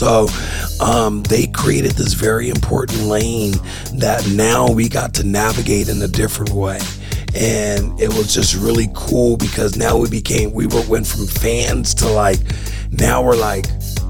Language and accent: English; California, United States; We both got similar interests. We're both from the Bay.